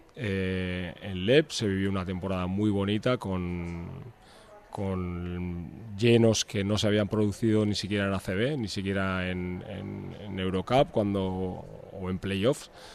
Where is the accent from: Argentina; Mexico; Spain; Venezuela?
Spain; Portugalete, Basque Country; moved away as an adult; now in Vitoria-Gasteiz, Spain; Yo vivo aquí, no, nací aquí, soy de Portugalete, pero vivo aquí desde, desde que vine a estudiar la carrera.